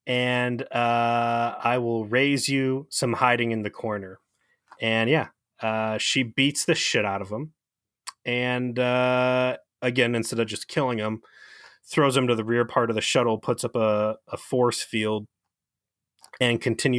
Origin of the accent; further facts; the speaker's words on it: Cleveland, Ohio, United States; By the way, I'm from Cleveland